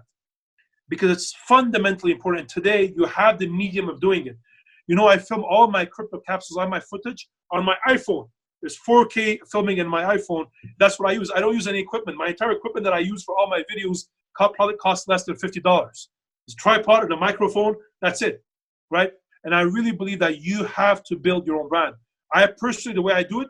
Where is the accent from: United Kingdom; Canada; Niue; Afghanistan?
Canada; while I'm from Canada